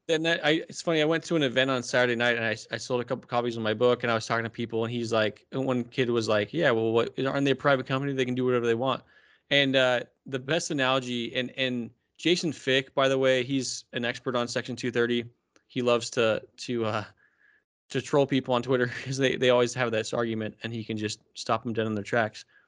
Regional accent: Arizona, United States; I'm from Arizona.

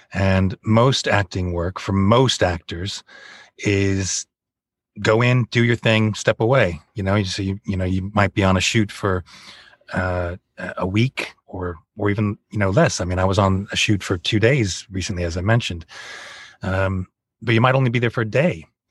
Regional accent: United States; moved away as an adult; now in Bournemouth, United Kingdom; I'm American

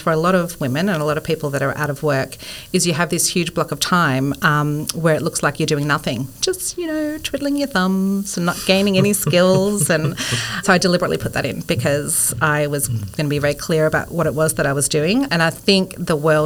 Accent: Bendigo, Victoria, Australia; also born or lived in Melbourne; I grew up in Bendigo, but moved

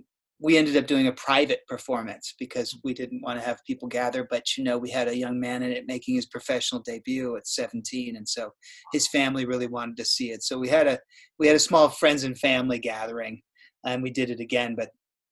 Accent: New York City, New York, United States; moved away; And I was from New York City, moved here in 2005, but spent a decade there, and we still have tons of friends there

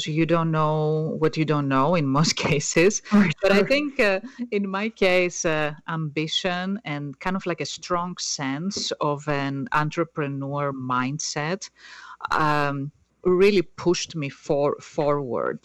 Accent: Greece; first language Greek; English is a second language; moved away as an adult; also born or lived in Netherlands; now in United States; as you can tell from my accent, I'm not from the U.S., so I was born in Greece, and soon after I graduated high school, I moved to the Netherlands.

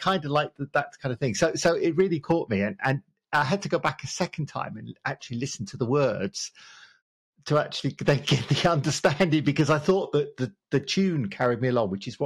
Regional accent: United Kingdom; As a British person

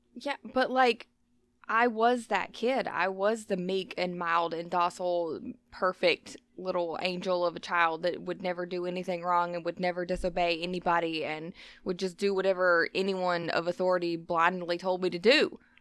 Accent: the South, United States; we grew up in the South

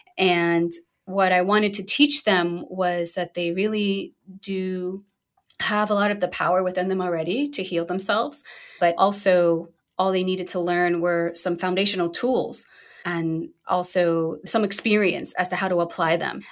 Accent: New York City, New York, United States; I'm originally from Brooklyn, New York, so I'm a proud New Yorker.

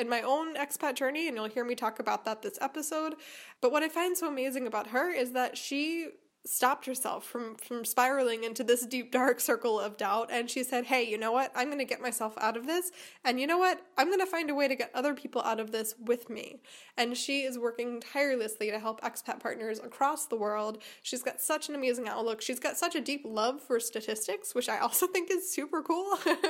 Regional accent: Chicago, Illinois, United States; now in Germany; I came from Chicago to a town near her hometown in Germany.

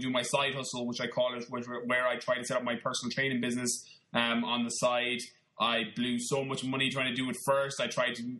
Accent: Connemara, Galway, Connacht, Ireland; moved away; also born or lived in London; I'm from Galway in the west of Ireland. I grew up in Connemara, like in the middle of nowhere, little town of probably 200 people.

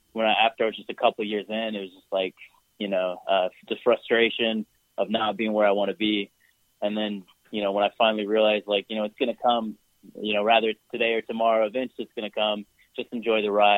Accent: United States; I'm from America

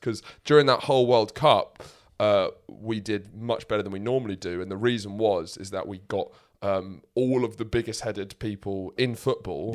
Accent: England, United Kingdom; we don't like being English

